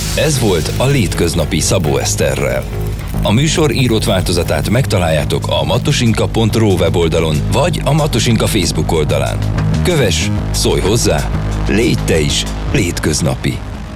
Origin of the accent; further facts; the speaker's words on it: Vargyas Gorge, Transylvania, Covasna County, Romania; az a Vargyas szoros lenne, és ott a Vargyas patak, tehát tényleg én nagyjából ott nőttem fel